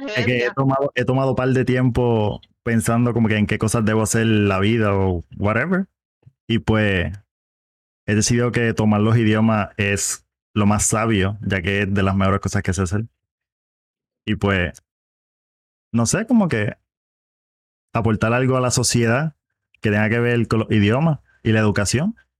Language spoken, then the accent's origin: Spanish; Caguas, Puerto Rico; de Caguas, Puerto Rico